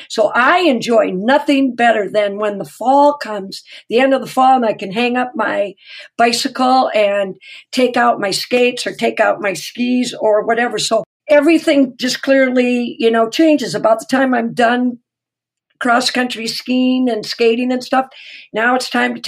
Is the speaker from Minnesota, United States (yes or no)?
yes; Minnesota, United States; I've been born, raised, lived forever in Minnesota